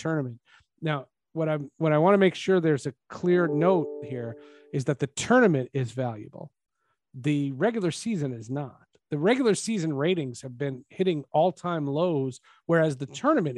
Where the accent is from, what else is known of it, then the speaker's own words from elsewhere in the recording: Northeast, United States; growing up in the Northeast